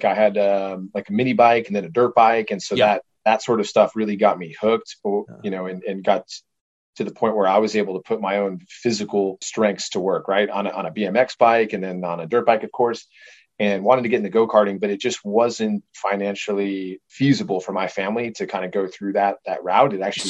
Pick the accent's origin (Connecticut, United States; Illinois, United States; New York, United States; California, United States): Illinois, United States; born there; I was born out in Chicago, or small little town outside of Chicago, actually, and then kind of hopped around.